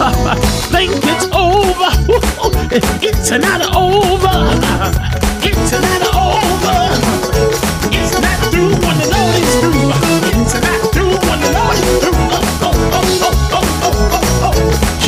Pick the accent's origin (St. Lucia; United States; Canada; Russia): United States; New Jersey; I'm from South Jersey